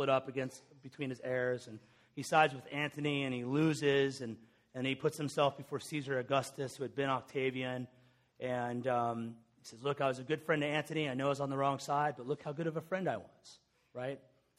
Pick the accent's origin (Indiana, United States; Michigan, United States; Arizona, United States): Indiana, United States; Lawrenceburg; I'm from Lawrenceburg, Indiana. Anyone spent a week in there? Grew up across the street from Seagram's Whiskey.